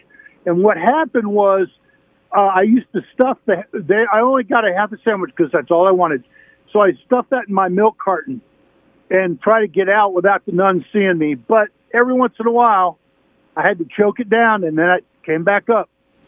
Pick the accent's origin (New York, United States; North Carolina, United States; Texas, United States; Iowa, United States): Iowa, United States; Burlington; When I grew up in Burlington, Iowa, right on the Mississippi, and I went to a parochial school.